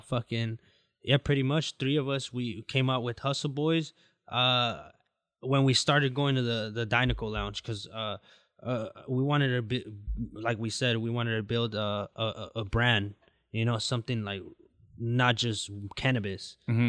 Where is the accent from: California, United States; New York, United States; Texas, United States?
California, United States; Garden Grove; and in Garden Grove because I grew up in Garden Grove, you know, so it's gonna be in Garden Grove, you know.